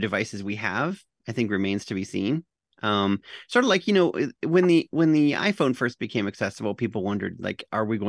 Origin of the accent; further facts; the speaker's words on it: Canada; I'm the Canadian